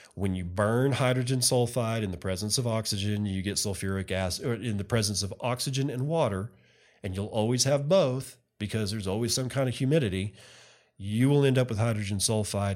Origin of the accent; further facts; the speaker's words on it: West Texas, United States; I'm a redneck from West Texas